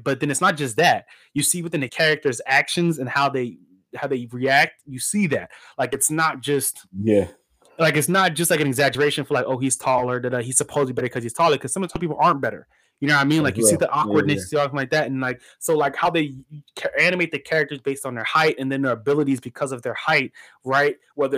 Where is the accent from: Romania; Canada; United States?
United States; we're American